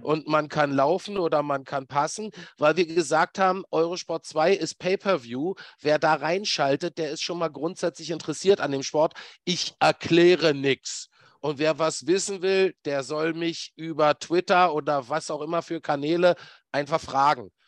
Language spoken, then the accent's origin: German; Berlin, Germany; ich bin ja gebürtiger Berliner